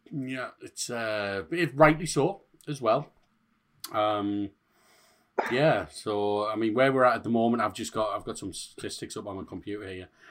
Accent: Hartlepool, North East England, United Kingdom; I'm from Hartlepool

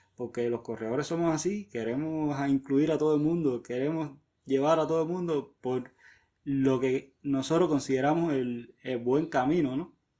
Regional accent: Havana, Cuba; soy de La Habana, Cuba.

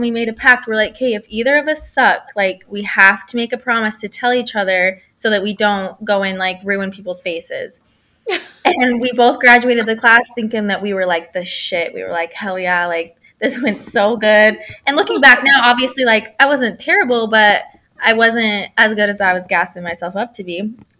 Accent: St. George, Utah, United States; moved away as an adult; now in California, United States; I am originally from St. George, Utah, which is where I first started my microblading business

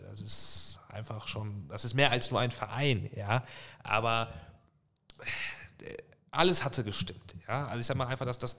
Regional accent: Bonn, North Rhine-Westphalia, Germany; ich bin in Bonn groß geworden, Bonn aufgewachsen äh, und wächst dann nach Lautern. Das war ein riesen Kulturschock.

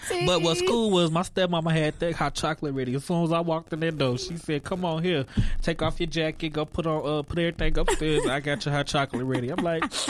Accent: Naperville, Illinois, United States; moved away; I'm not from here. I'm from Chicago.

